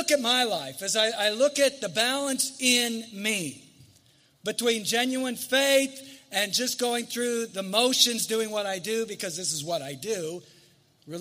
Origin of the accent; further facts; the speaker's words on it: United States; I love being an American.